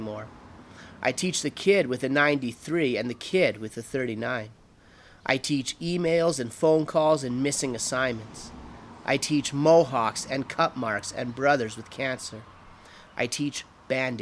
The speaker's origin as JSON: {"language": "English", "region": "England", "country": "United Kingdom", "moved": "yes", "lives_now": "Calgary, Canada", "said": "I am English by nature"}